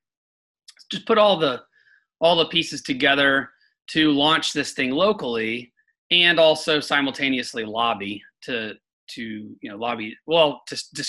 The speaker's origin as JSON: {"language": "English", "town": "Chattanooga", "region": "Tennessee", "country": "United States", "tie": "born or raised there", "said": "I was born and raised in Chattanooga, and my parents are still here"}